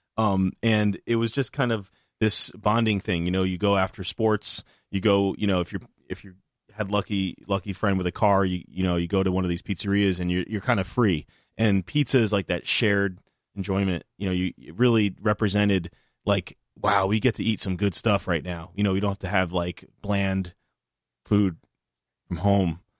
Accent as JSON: {"language": "English", "town": "New Haven", "region": "Connecticut", "country": "United States", "tie": "born or raised there", "said": "I grew up in New Haven"}